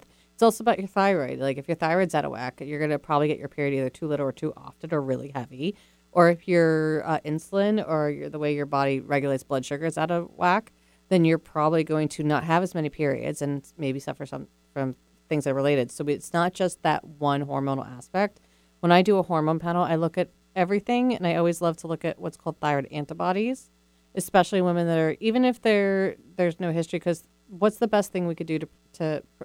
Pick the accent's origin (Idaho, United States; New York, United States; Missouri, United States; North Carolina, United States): New York, United States; I'm a New Yorker